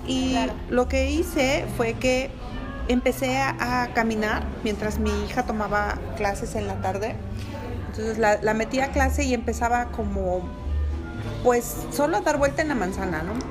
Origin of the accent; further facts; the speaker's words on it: Mexico; Porque somos mexicanos, porque somos latinos